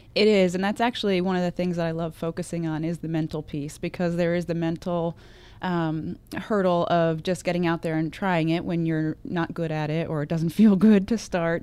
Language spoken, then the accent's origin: English; Vernon, New Jersey, United States; I grew up, um, in very northwest New Jersey, a town called Vernon, very small, very rural